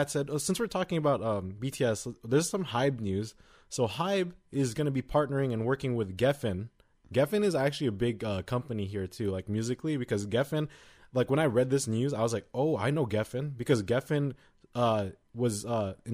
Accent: United States; we're from America

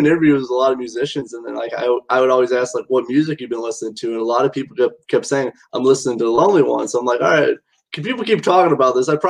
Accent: Mishawaka, Indiana, United States; you guys will be in my hometown of Mishawaka on August 22nd at the Smokestack Brew.

